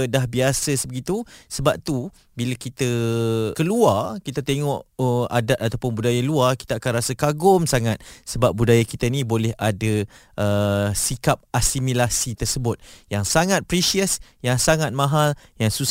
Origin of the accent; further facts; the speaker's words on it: Malaysia; kita rasa bangga kita rasa best kita rasa bersyukur sebab kita dibesarkan di Malaysia dilahirkan di tanah tumpahnya darahku.